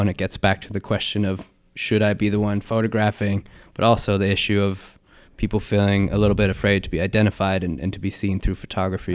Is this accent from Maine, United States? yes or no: yes; West Newfield, Maine, United States; moved away as an adult; also born or lived in Arizona; now in Mississippi, United States; I grew up in Maine, and in a very remote part of Maine called West Newfield.